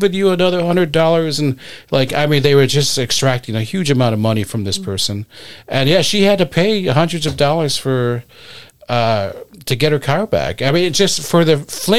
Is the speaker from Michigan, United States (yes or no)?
yes; Detroit, Michigan, United States; I grew up in Southwest Detroit